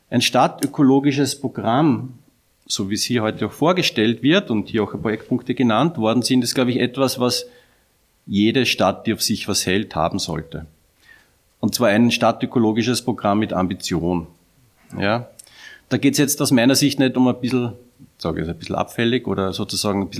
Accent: Upper Austria, Austria; Ich bin ja selber Oberösterreicher

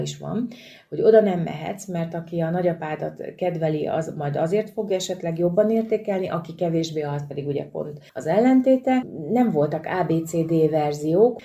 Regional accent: Bácsalmás, Bács-Kiskun, Hungary; Kalföldről származom, Bácsalmásról, tehát ágon mi horvátok

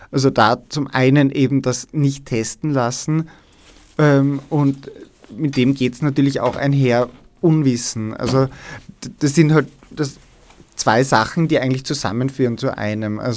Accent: Styria, Austria; Also ich bin ja aus der Steiermark, aus Steins und damals in der Schule haben wir das überhaupt nicht durchgemacht.

